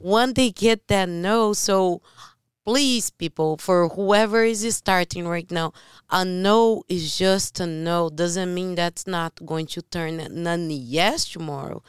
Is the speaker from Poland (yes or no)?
no; Brazil; English is a second language; moved away; I'm from Brazil.